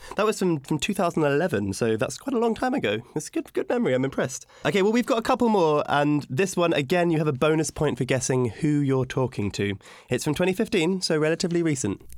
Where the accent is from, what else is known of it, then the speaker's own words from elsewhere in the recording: United Kingdom; as a Brit